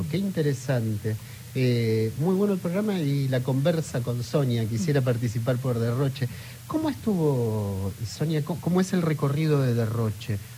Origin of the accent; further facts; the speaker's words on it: Puerto Iguazú, Misiones, Argentina; soy … de Puerto Iguazú